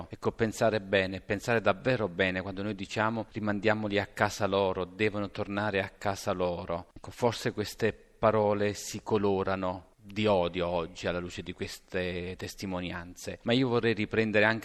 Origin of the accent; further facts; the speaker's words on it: Northampton, East Midlands, United Kingdom; now in Italy; Io sono nato a Northampton, grazie a questo passaggio anche noi siamo frutto dell'immigrazione.